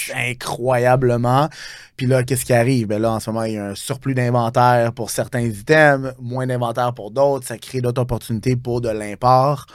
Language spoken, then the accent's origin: French; Montreal, Quebec, Canada; je viens du route de Montréal-Nord, je suis très fier de ça